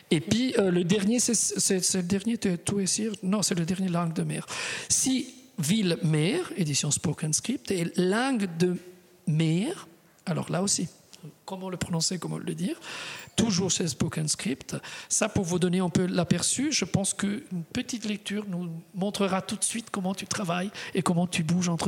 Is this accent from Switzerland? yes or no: yes; Switzerland; souvent quand on est suisse, on nous dit alors tu parles toutes les langues.